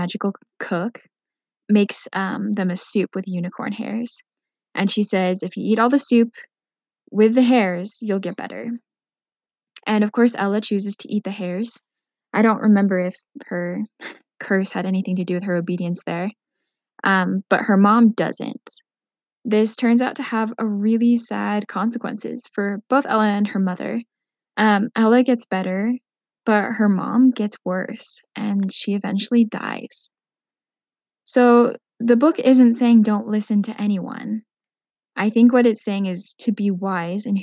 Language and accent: English; Minnesota, United States; I grew up in Minnesota for most of my teenage and young adult years before I went to college.